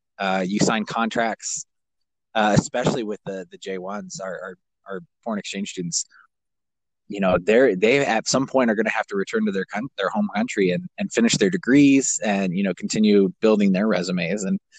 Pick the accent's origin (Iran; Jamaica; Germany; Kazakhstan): Kazakhstan; Growing up where I grew up in Kazakhstan, we were at the base of, 13,000 to 23,000 foot peaks.